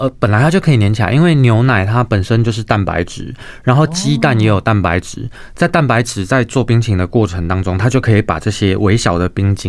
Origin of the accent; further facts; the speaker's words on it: Tainan, Taiwan; also born or lived in Hualien; now in Taipei, Taiwan; 我是台南人。